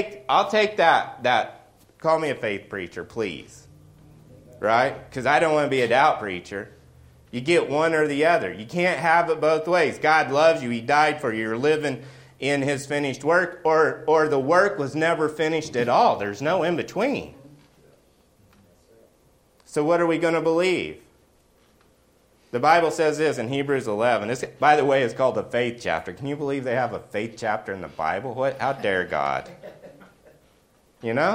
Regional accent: the South, United States; I grew up in the South

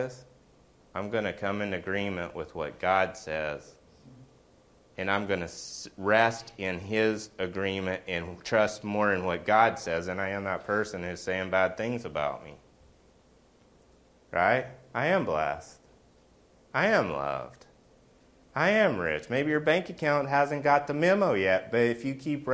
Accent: the South, United States; I grew up in the South

